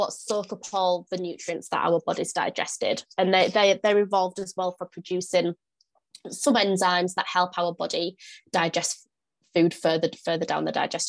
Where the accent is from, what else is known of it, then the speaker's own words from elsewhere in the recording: north of the UK, the north of England, United Kingdom; now in York, United Kingdom; if you can't tell from my accent, I am from the UK. I'm from the north of the UK. I live in York.